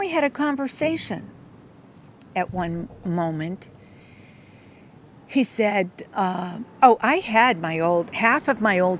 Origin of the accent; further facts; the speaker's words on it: East Coast, United States; I was from the East, so